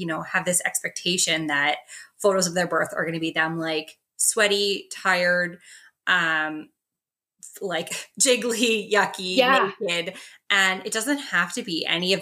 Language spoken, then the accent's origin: English; Regina, Saskatchewan, Canada; now in Calgary, Canada; I'm from Saskatchewan as well. I'm from Regina